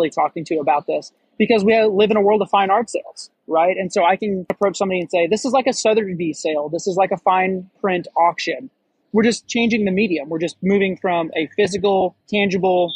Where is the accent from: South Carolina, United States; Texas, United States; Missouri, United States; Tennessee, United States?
Missouri, United States; moved away as an adult; also born or lived in Hawaii; I grew up in Missouri in the United States